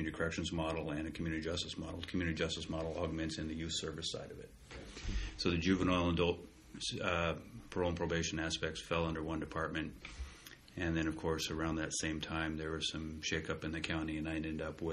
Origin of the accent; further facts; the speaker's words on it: Hermiston, Oregon, United States; moved away as an adult; now in Pendleton, United States; I grew up in Hermiston. I've lived in Hermiston through high school.